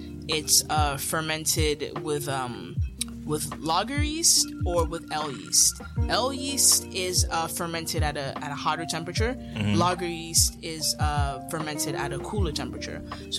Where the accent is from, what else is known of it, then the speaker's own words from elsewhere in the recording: Jamaica; So my grandpa, I'm Jamaican, my entire family's Jamaican